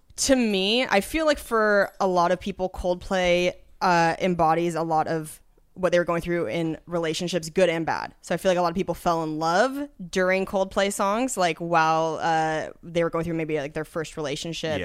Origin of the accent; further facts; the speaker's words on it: Washington, United States; moved away; I'm from Washington State originally.